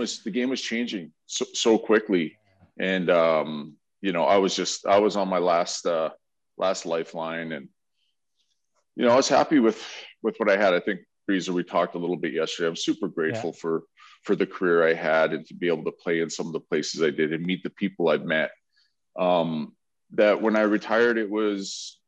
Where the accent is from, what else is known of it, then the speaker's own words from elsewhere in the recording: Edmonton, Alberta, Canada; I grew up in Edmonton